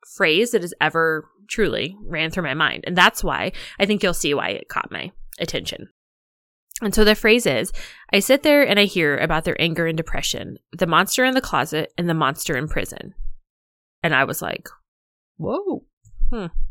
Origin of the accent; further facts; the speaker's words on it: Illinois, United States; I grew up in Illinois